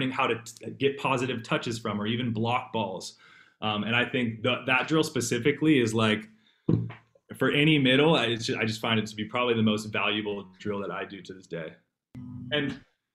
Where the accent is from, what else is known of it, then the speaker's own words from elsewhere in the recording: San Jose, California, United States; I'm from the Bay Area, from San Jose